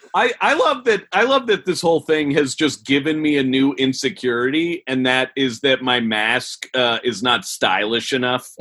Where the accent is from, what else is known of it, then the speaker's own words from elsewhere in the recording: Portland, Oregon, United States; my hometown basketball team, the Portland Trailblazers